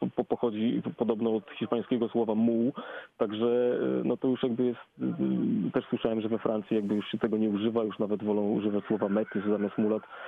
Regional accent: Poland; ja bardzo lubię sformułowanie Afropolak

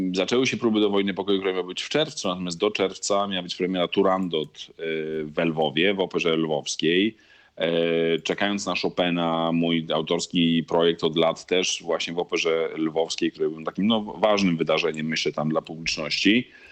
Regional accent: Poland; accent: Polish; moved away as an adult; also born or lived in Italy / Bologna / Milan / Wrocław; now in Buenos Aires, Argentina; nie straciłem akcentu polskiego na tyle po 15 latach

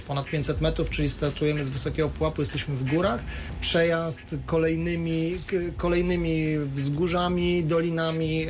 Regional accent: Szklarska Poręba, Lower Silesian Voivodeship, Poland; now in Wrocław, Poland; pochodzę ze Szklarskiej Poręby, tam wciąż mieszkają moi rodzice

